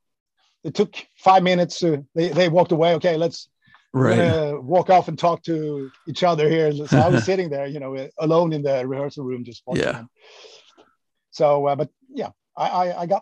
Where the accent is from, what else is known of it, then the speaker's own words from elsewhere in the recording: Sweden; moved away as an adult; my hometown, which was kind of 20 minutes away from where the guys in … lived